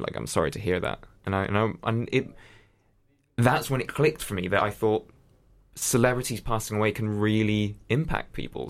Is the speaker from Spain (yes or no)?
yes; Spain; first language English; I grew up in Spain